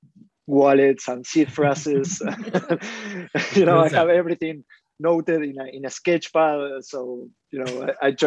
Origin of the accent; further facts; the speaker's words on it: Argentina; I'm from Argentina.